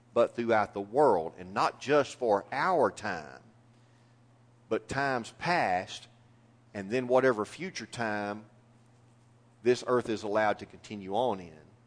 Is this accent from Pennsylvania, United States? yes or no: no; East Texas, United States; I am a lifelong Texan, and it gets even better than that. I'm a lifelong East Texan.